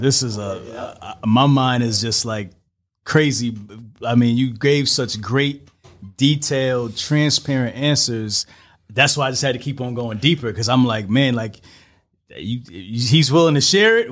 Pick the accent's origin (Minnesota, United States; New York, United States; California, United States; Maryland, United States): New York, United States; New York City; I'm from Brooklyn.